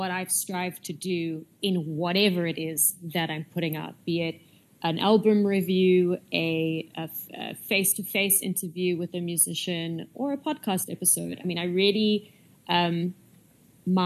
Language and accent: English; South Africa; My parents are Italian. I guess that makes me Italian, but I was born in South Africa, so first generation South African